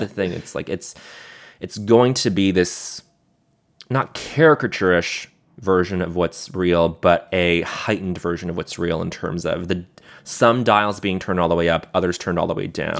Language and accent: English; Montreal, Quebec, Canada; growing up in Montreal